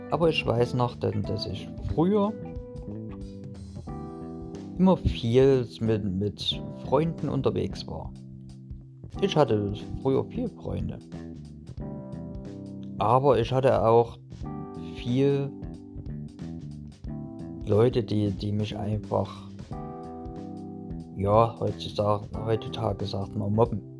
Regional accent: Burgstädt, Saxony, Germany; Also fangen wir mal an mit der Kindheit, wo ich doch eigentlich herkomme. Ich komme aus Chemnitz oder besser gesagt aus Burgstedt. Das ist ein kleines kleine Stadt in der Nähe von Chemnitz.

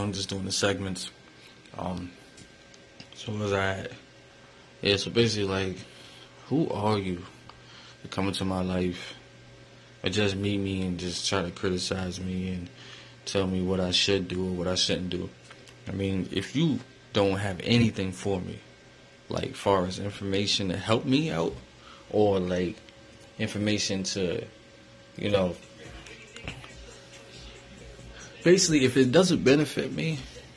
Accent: Albany, New York, United States; also born or lived in Schenectady; From New York, upstate New York, Albany area. I'm really from Albany. I grew up a good kid at first

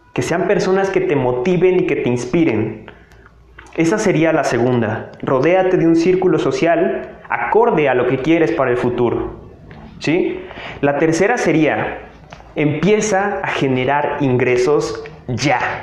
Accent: Tabasco, Mexico; moved away as an adult; now in Mexico City, Mexico; soy una persona que se fue a vivir al estado de Tabasco desde que estaba muy pequeño. tenía aproximadamente cuatro añitos y me fui a la ciudad de Tabasco. Estuve allá hasta los 18, 19 años

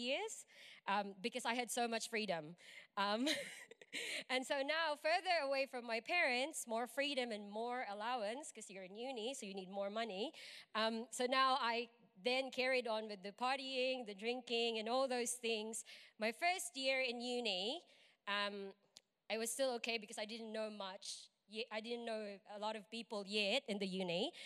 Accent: Philippines; moved away as an adult; I am from the Philippines. I've been here for like 8 or 9 years now

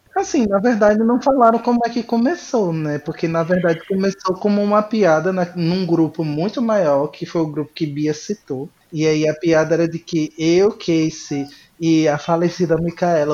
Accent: Pernambuco, Brazil; now in Fortaleza, Brazil; É, eu sou de Pernambuco, mas atualmente estou morando no Ceará, em Fortaleza.

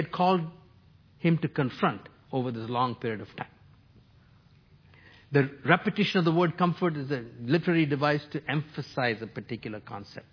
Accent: New Delhi, Delhi, India; now in Toronto, Canada; I grew up in New Delhi, India.

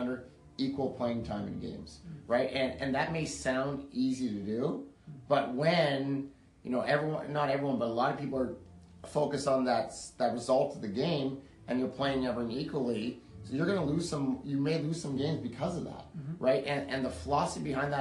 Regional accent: Canada; moved away; we're both from Canada originally, grew up there

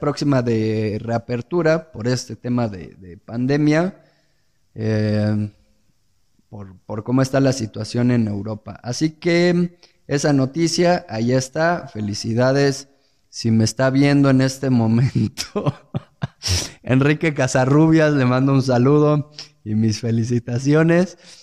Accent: Mexico; aquellos que somos mexicanos

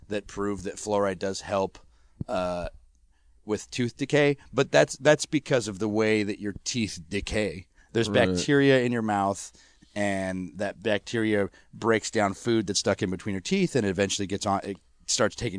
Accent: Colorado, United States; we're from Colorado

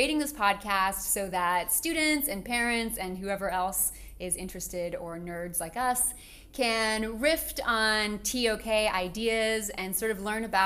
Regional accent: United States

